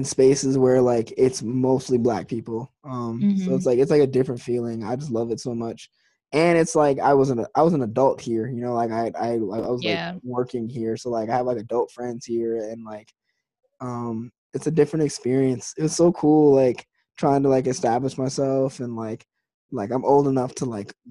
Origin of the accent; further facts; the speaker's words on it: New York, United States; now in Washington, D.C., United States; I grew up in New York.